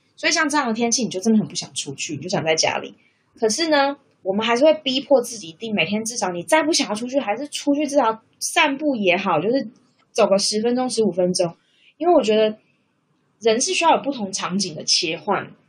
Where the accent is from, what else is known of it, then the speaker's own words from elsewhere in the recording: Taiwan; moved away as an adult; now in Australia; 那是因为我的另外一半就是他，他不是台湾人，所以他跟我当然就是异国恋情嘛，因为我们两个来自不同的国家，不同的文化背景。